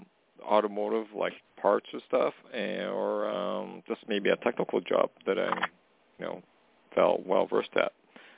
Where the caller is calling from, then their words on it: Canada; calling from Canada.